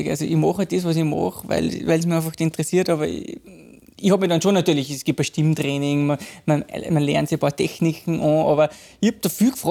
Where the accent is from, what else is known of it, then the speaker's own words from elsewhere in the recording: Eschenau, Salzburg, Austria; bin ich gebürtiger Pinzgauer. {S2} Ja. {S0} Äh, da bin ich aufgewachsen in einem kleinen Dorf, also äh, äh Ortsteil mit 400 Einwohnern.